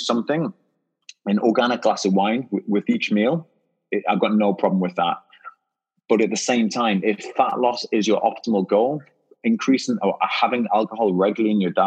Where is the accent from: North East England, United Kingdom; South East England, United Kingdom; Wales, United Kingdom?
North East England, United Kingdom; Newcastle upon Tyne; now in London, United Kingdom; I live in London, but I'm from Newcastle, and Newcastle is known for its partying